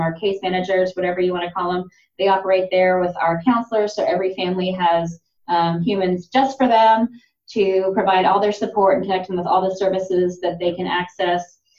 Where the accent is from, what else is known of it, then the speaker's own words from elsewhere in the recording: Lawrence, Kansas, United States; moved away as an adult; also born or lived in South Africa / Chicago; now in Oklahoma, United States; I was born in South Africa and um, my siblings went to an American school there. By the time I was four, we moved back to the States and um, I spent most of my life in Lawrence, Kansas